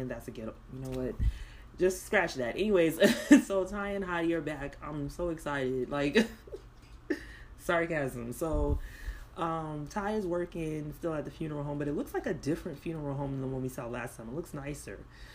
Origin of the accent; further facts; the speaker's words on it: South Florida, United States; I grew up in South Florida